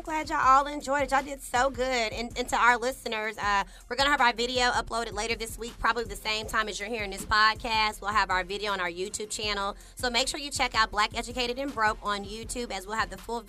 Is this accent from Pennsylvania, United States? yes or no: no; Dallas, Texas, United States; I'm from Dallas, Texas.